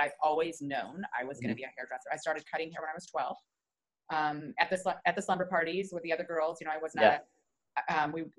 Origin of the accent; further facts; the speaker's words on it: Wyoming, United States; also born or lived in Omaha, Nebraska; now in Flower Mound, United States; Originally Wyoming, but I moved here from Omaha, Nebraska.